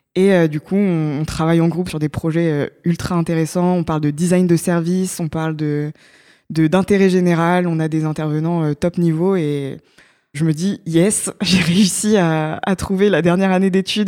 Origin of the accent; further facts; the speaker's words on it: Évreux, Normandy, France; moved away as an adult; also born or lived in Grenoble; now in Paris, France; j'ai fait tout mon lycée et, et, toute mon enfance en Normandie, à Évreux